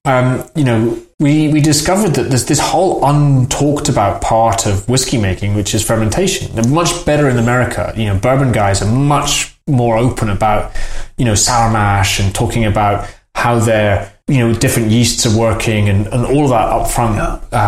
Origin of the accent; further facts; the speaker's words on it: Edinburgh, Scotland, United Kingdom; when I was growing up in Edinburgh in the eighties